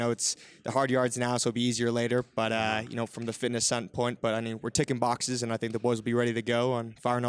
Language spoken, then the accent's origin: English; United States; being an American